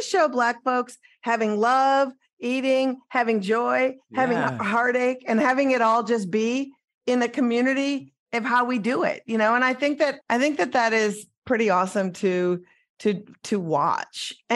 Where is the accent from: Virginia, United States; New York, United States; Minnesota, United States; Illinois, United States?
Minnesota, United States; I'm from Minnesota, which is the Lutheran police state